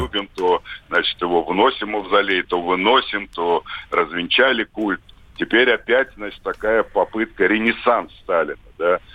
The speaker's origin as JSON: {"language": "Russian", "town": "Tbilisi", "country": "Georgia", "tie": "born or raised there", "said": "Я родился в Тбилиси"}